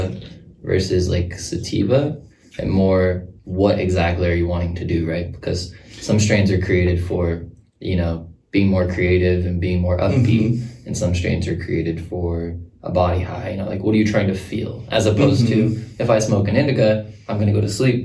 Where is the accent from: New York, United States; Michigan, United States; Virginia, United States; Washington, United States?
Washington, United States; Tacoma; also born or lived in Los Angeles, United States; I was born in Tacoma, Washington